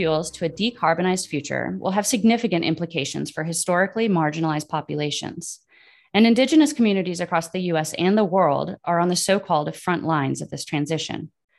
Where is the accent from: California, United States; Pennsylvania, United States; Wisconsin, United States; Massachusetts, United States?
Wisconsin, United States; So I am from Wisconsin